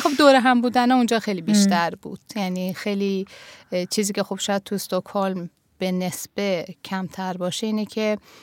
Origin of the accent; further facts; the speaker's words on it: Tehran, Tehran Province, Iran; first language Persian; moved away as an adult; now in Sweden; تهران به دنیا اومدم سال 1347 توی تهران